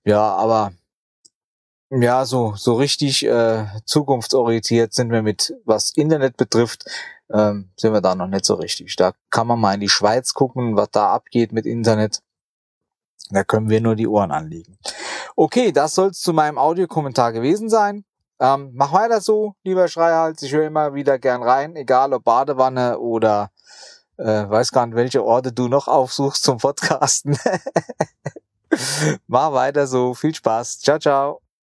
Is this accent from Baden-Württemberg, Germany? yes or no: no; Rhineland-Palatinate, Germany; Mittlerweile wohne ich ja wieder in meinem Heimatort in Rheinland-Pfalz